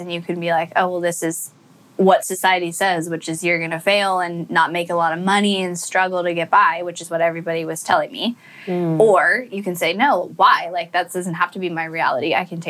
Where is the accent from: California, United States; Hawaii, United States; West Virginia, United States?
California, United States; Northern; I grew up in California in a nice, you know, where everybody knows everybody's business and you got to look good for the image community.